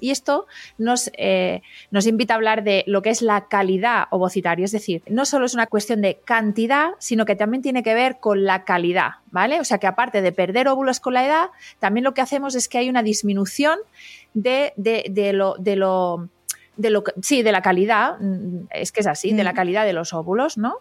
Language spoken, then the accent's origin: Spanish; Catalonia, Spain; Yo que soy catalana